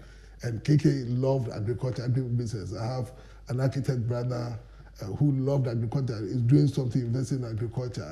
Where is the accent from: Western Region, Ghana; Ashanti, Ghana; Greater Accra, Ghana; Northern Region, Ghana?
Greater Accra, Ghana; Accra; also born or lived in Koforidua; I was born and bred in Accra